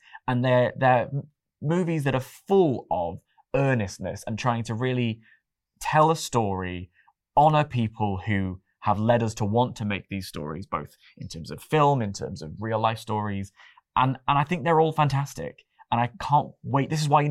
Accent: London, United Kingdom; And obviously I'm a Londoner.

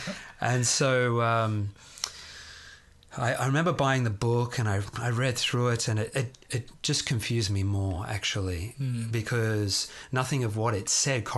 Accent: Sydney, New South Wales, Australia; born or raised there

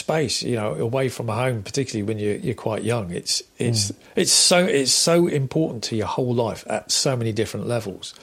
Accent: Exmouth, South West England, United Kingdom; also born or lived in Germany; now in Cambridgeshire, United Kingdom; I grew up in Devon, so I'm a Devon lad.

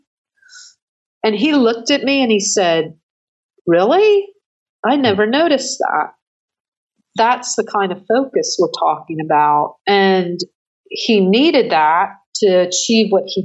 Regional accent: Santa Clara, California, United States; Growing up in Santa Clara in the 70s, when it was the epicenter of swimming

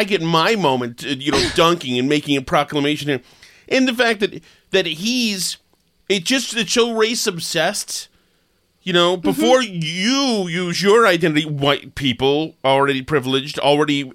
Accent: Winchester, Massachusetts, United States; now in Melrose, United States; I'm from Winchester, Mass

